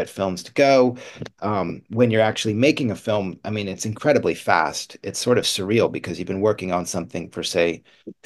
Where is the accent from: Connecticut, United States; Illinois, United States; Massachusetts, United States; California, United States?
Massachusetts, United States; Boston; I grew up in Boston